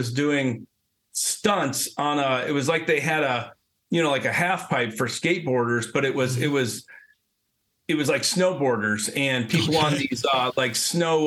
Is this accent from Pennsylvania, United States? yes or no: no; Ohio, United States; you're from Ohio